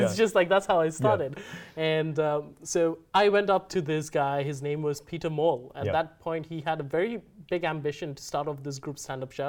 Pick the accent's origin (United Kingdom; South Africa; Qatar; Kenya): Kenya; moved away as an adult; also born or lived in Mumbai, India / Queensland, Australia; now in Australia; I showed the Kenyan ID. And they're like, oh, where are you from? I'm like, Kenya?